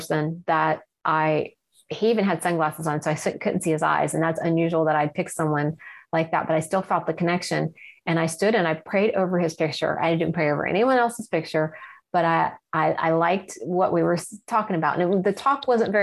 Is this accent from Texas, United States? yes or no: no; Ohio side of the Ohio River, United States; I grew up on the Ohio side of the Ohio River